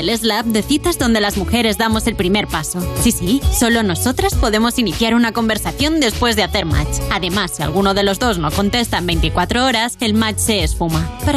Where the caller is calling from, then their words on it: Málaga, Andalusia, Spain; Buenos días Juanma, soy … de Málaga.